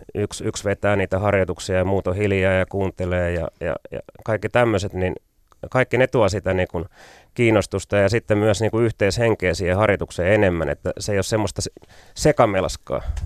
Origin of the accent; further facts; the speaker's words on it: Pirkanmaa, Finland; mä oon maalta kotoisin